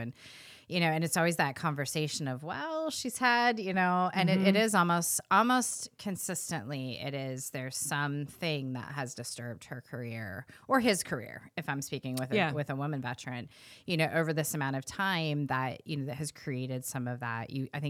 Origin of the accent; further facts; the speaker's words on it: California, United States; I grew up in California, so I'm used to it.